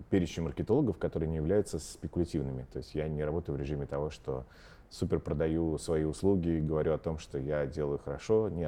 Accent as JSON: {"language": "Russian", "town": "Omsk", "region": "Omsk Oblast", "country": "Russia", "moved": "yes", "lives_now": "Moscow, Russia", "said": "я из Омска."}